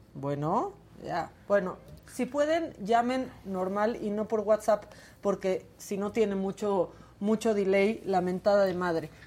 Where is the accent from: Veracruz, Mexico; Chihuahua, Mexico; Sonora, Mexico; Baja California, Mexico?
Baja California, Mexico; Tijuana; moved away; estar en Tijuana, que es mi tierra